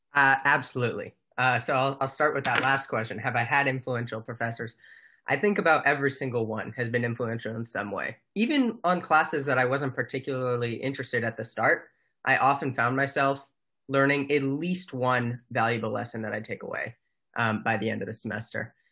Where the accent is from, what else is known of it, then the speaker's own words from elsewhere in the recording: Mountain View, California, United States; moved away as an adult; I am from Mountain View, California.